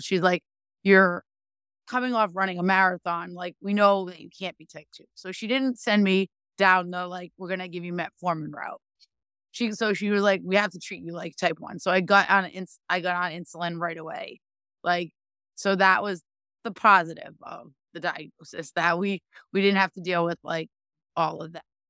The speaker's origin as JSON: {"language": "English", "region": "Rhode Island", "country": "United States", "said": "I am from Rhode Island"}